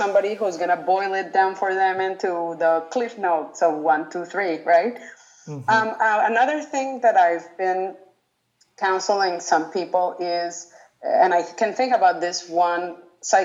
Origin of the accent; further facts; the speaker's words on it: Colombia; also born or lived in United States / Sweden; Well, I have lived in a lot of countries. I was born in the U.S. I grew up in Colombia, and I lived in Sweden.